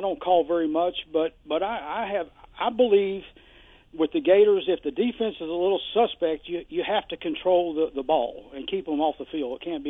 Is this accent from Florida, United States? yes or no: yes; Fort Lauderdale, Florida, United States; also born or lived in Kentucky; we moved from Kentucky to Fort Lauderdale, and I graduated from Stranahan back in the late 60s.